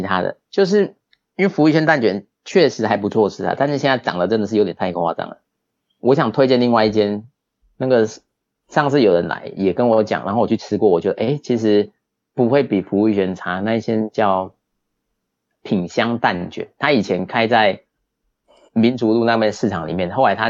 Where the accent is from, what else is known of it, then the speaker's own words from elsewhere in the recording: Chiayi, Taiwan; 你这样讲，我想以我们嘉义人真的蛮多爱玉的。我记得以前家政课也有教做爱玉啊，